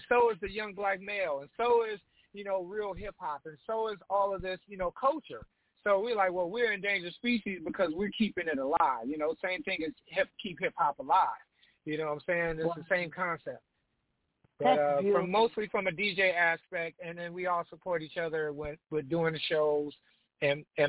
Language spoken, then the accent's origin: English; Los Angeles, California, United States; we're from Los Angeles, and in Los Angeles at that time, you know, gangster rap was like the prevalent thing